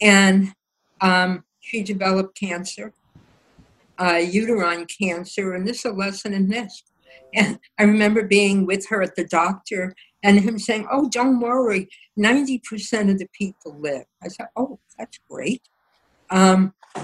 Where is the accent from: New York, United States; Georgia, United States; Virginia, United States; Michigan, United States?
New York, United States; New York City; I loved growing up in the Bronx